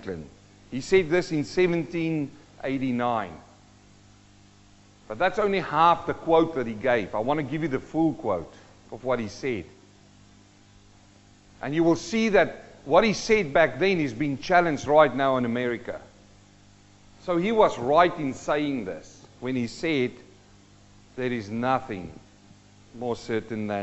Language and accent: English; South Africa; also born or lived in New Zealand; now in Australia; I'm a South African-born Kiwi and we're living in Australia